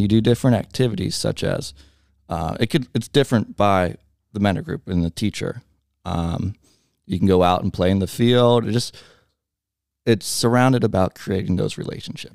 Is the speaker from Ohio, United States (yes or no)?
yes; Montgomery, Ohio, United States; I grew up in Montgomery, so right down the road